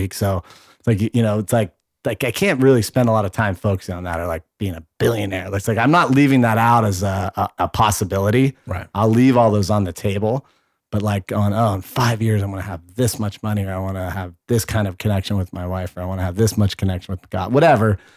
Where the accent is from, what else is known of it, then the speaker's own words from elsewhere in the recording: Bay Area, California, United States; I, I grew up with in the Bay Area